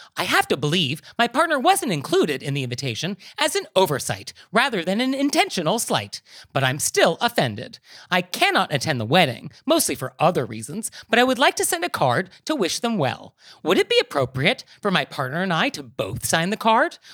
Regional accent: New York, United States; as a New Yorker

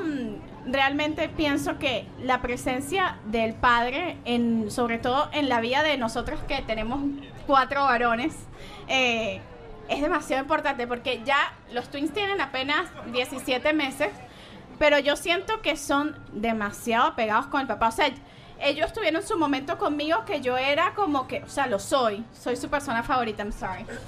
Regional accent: Venezuela; moved away; la cultura de nuestras raíces de Venezuela

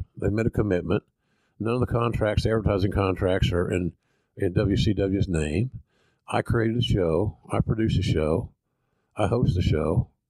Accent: Oklahoma, United States; accent: Southern; I know him. We're both from Oklahoma. We are.

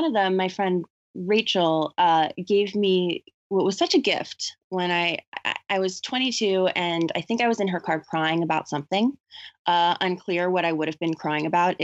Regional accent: the South, United States; when I was growing up in the South

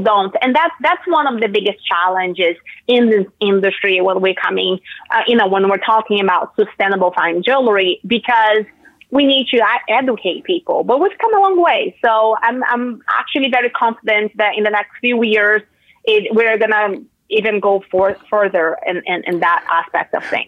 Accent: Brazil; moved away; I'm from Brazil

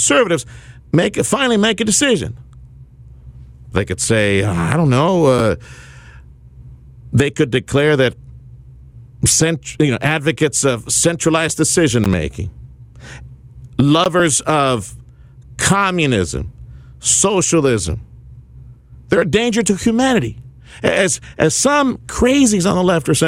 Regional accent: Reynosa, Tamaulipas, Mexico; now in South Texas, United States; my old stomping ground, Reynosa, Tamaulipas, Mexico, where I grew up

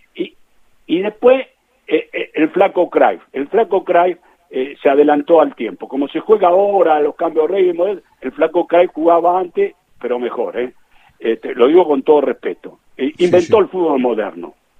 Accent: Argentina; como un argentino que, quiere su, su patria

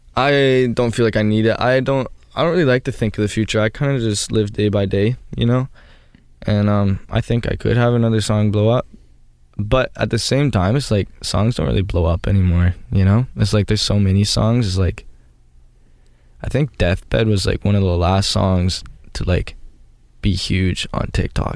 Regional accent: Canada; I'm from Canada

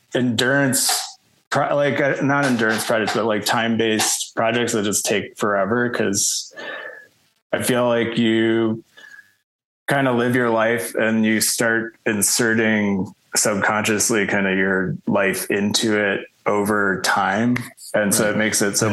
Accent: Chicago, Illinois, United States; also born or lived in Los Angeles, United States; now in New Mexico, United States; I'm originally from Chicago

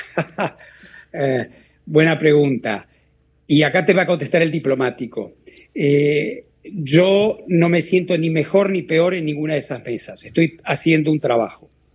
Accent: Argentina; moved away; de ser yo argentino, el primer latinoamericano

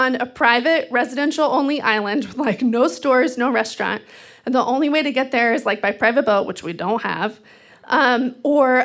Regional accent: Texas, United States; now in Seattle, United States; I grew up in Texas, which is like a sea of dead brown grass

